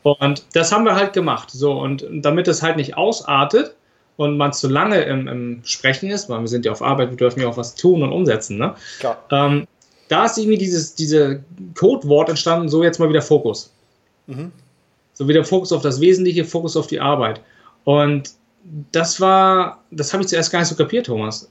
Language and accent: German; Flensburg, Schleswig-Holstein, Germany; ich komme aus Flensburg.